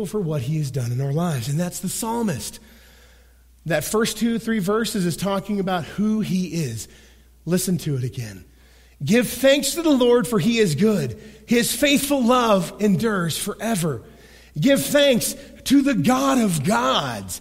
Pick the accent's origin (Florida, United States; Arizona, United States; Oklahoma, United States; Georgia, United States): Oklahoma, United States; I'm a boy from Oklahoma